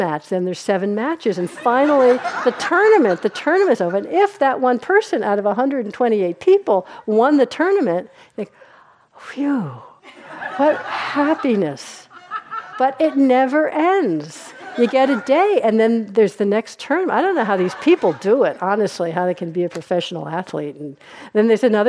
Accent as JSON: {"language": "English", "region": "New York", "country": "United States", "said": "I'm from New York. Since my New Yorkness really comes out"}